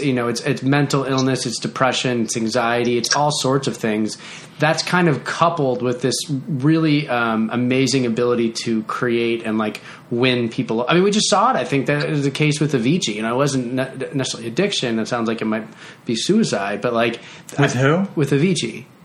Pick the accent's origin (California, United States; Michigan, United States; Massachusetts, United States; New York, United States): Massachusetts, United States; Boston; us New Englanders, I'm from Boston